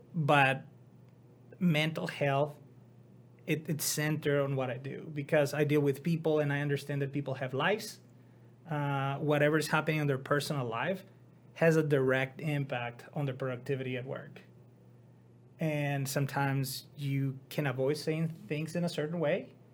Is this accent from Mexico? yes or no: yes; Mexico; moved away as an adult; now in United States; I decided to go back to my hometown